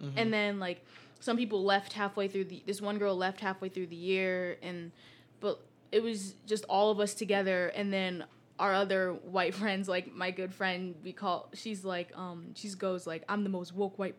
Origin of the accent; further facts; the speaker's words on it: Greece; But, like, because, like, I grew up in Greece, I was able to be... I, like, knew a lot of the different places or the stuff that they would do or the different schools